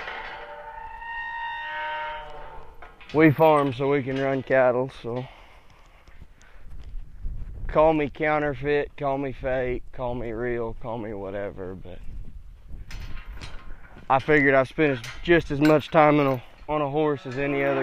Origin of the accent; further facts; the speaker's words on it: Northern Oklahoma, United States; I'm from Northern Oklahoma